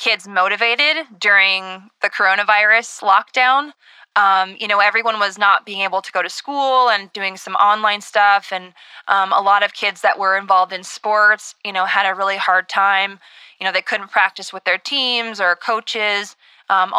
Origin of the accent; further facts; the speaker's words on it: Minnesota, United States; I'm from Minnesota